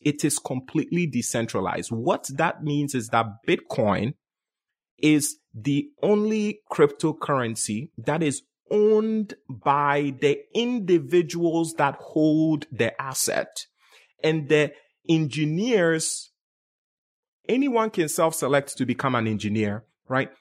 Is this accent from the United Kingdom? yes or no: no; Ghana; moved away as an adult; also born or lived in Bronx, New York; now in United States; Born and raised in Ghana, West Africa, came to the U S, and life for me started in Bronx, New York, around age eighteen.